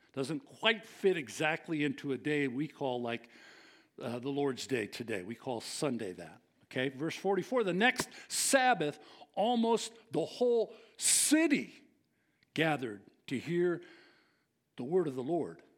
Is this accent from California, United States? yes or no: yes; San Leandro, California, United States; I grew up in San Leandro